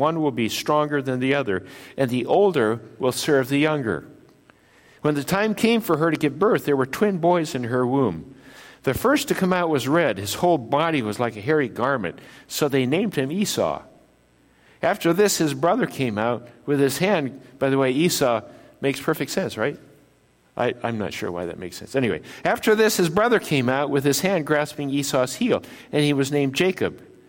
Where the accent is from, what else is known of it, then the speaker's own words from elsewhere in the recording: Japan; born there; I was born in Japan. My parents are missionaries in Japan, and so I was born in Japan of parents who were citizens of the United States, descended from Norwegian immigrants.